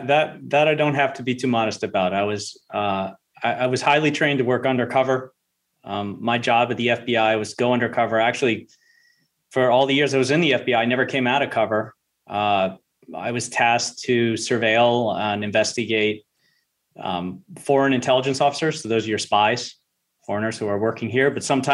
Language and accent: English; Charleston, South Carolina, United States; I was back down to my southern roots. I'm not from here. I'm from South Carolina, Charleston.